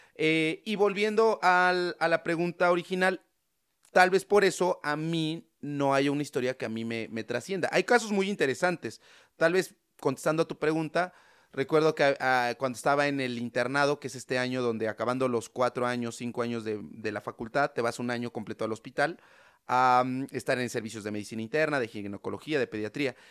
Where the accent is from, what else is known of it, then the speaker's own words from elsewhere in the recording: San Martín Texmelucan, Puebla, Mexico; En el pueblo de donde yo soy, que se llama San Martín Texmelucan, que es un pueblito que está cerca de Puebla